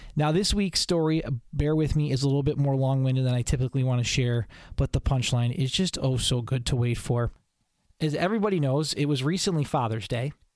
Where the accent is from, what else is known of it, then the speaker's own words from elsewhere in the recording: Buffalo, New York, United States; now in Syracuse, United States; where I grew up in Buffalo